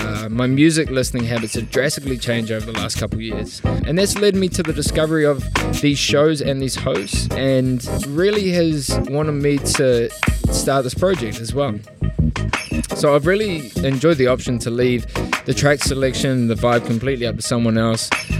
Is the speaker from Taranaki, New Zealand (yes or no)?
no; Auckland, New Zealand; moved away as an adult; now in Melbourne, Australia; back in my hometown of Auckland, New Zealand